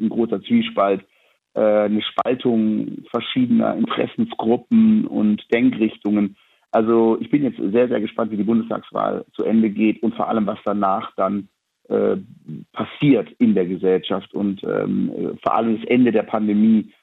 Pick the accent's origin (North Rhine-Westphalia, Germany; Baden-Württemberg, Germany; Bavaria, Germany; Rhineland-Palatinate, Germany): Baden-Württemberg, Germany; Black Forest; bei uns im Schwarzwald